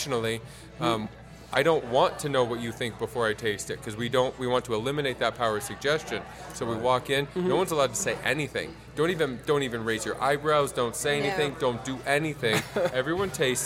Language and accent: English; San Diego, California, United States; moved away; I'm originally from San Diego, and so it kind of reminds me of home